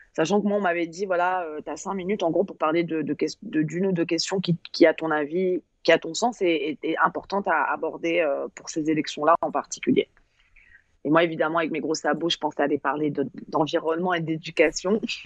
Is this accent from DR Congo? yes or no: no; France; on est très, très, arrogant en tant que Français.